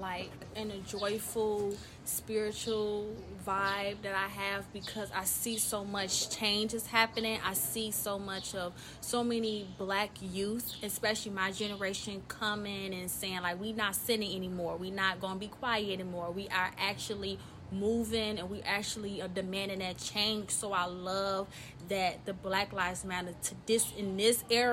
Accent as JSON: {"language": "English", "town": "Chicago", "region": "Illinois", "country": "United States", "said": "I am from Chicago, the South Side"}